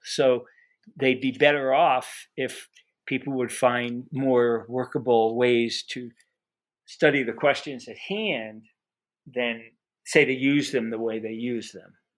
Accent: New York City, New York, United States; I was, grew up, or I was born in Brooklyn, New York

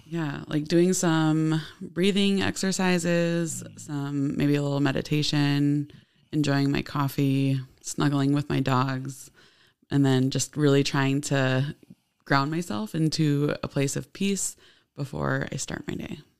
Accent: Ellendale, Minnesota, United States; moved away as an adult; now in Oshkosh, United States; I'm from Ellendale, Minnesota. It's, um, kind of between Mankato and Rochester

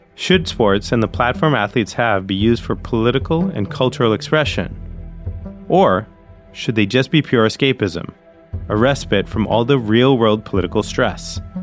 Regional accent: Northeast, United States; now in Los Angeles, United States; I grew up in the Northeast

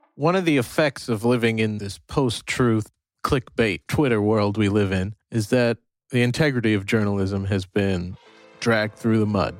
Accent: United States; I'm a dad, and I'm an American.

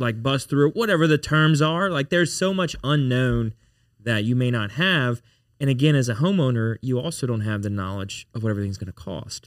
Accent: Baton Rouge, Louisiana, United States; I was born and raised in Baton Rouge

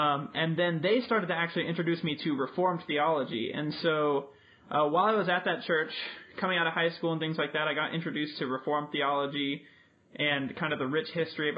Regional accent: Albuquerque, New Mexico, United States; also born or lived in Maryland; I'm from Albuquerque, New Mexico

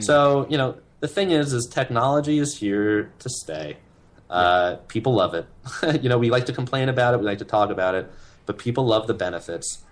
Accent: New York City, New York, United States; I grew up in Manhattan. I was born in Manhattan.

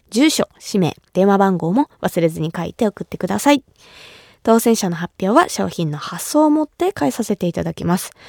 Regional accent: Kumamoto, Japan; 私が生まれ育った熊本

